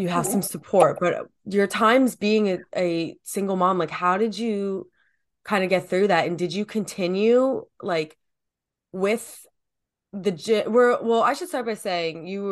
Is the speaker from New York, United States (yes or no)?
no; New Jersey, United States; I'm from Jersey, so we've got the good pizza